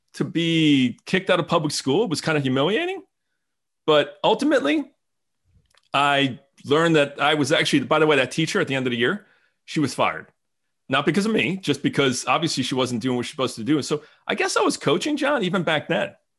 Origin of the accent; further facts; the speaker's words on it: New Jersey, United States; moved away as an adult; now in Franklin, United States; I grew up in New Jersey